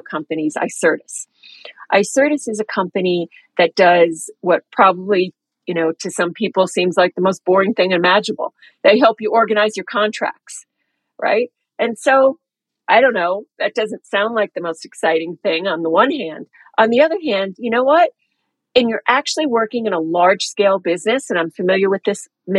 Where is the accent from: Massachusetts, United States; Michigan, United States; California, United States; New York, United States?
New York, United States; moved away as an adult; also born or lived in London / Singapore; I grew up in New York